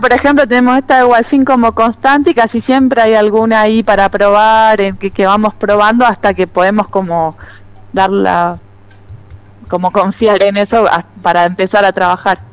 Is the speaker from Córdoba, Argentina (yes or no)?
no; Trenque Lauquen, Buenos Aires Province, Argentina; moved away as an adult; now in Londres, Catamarca, Argentina; empecé de chica, en Trenquelauquen, que es donde yo nací y me crié y viví hasta los 18 años